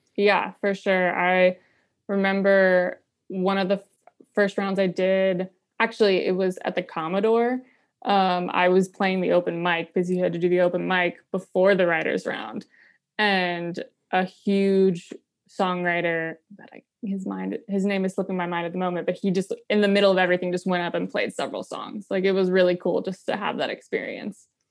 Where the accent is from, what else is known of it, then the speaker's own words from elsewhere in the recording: Pinehurst, North Carolina, United States; moved away as an adult; also born or lived in New York City; now in Nashville, United States; I'm originally from Pinehurst, North Carolina, which is just a bunch of golf courses and retirees